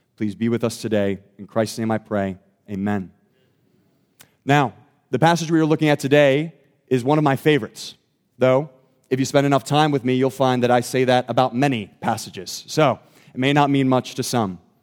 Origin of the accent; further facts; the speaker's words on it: Thornton, Pennsylvania, United States; I grew up in Thornton, Pennsylvania